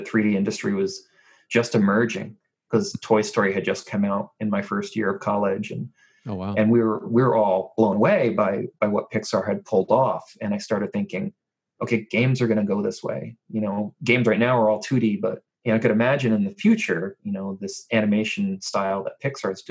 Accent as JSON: {"language": "English", "region": "New Jersey", "country": "United States", "tie": "born or raised there", "said": "I was born and raised in New Jersey"}